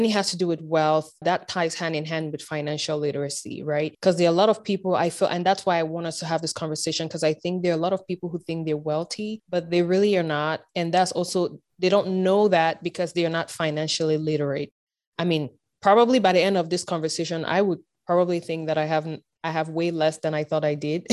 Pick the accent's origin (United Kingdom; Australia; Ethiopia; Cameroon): Cameroon; now in United States; growing up in Africa, for example, in Cameroon specifically